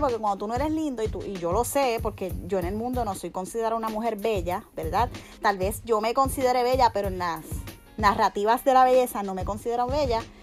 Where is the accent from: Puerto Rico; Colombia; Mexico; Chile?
Puerto Rico; now in Miami, United States; Obviamente somos un país que no es independiente